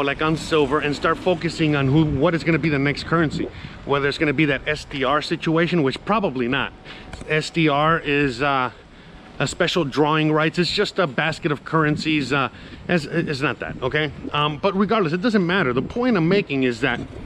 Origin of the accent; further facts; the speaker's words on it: United States; I'm American